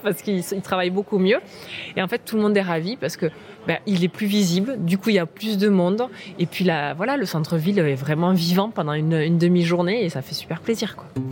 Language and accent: French; Comminges, south of Toulouse, Occitania, France; moved away as an adult; also born or lived in Agen; now in Agde, France; J'ai grandi dans, le Comminges, au sud de Toulouse